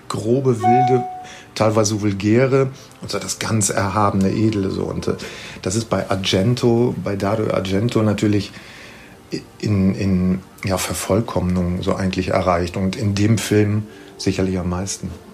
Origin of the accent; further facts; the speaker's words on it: Italy; wir Italiener